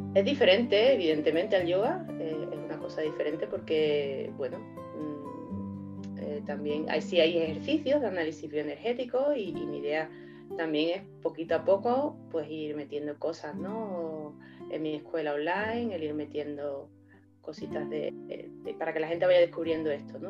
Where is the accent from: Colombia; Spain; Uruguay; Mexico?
Spain; Seville, Andalusia; yo soy de Sevilla